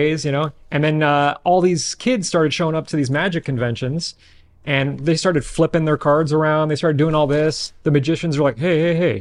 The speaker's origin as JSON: {"language": "English", "area": "Bay Area", "region": "California", "country": "United States", "said": "I'm from the Bay Area, 37."}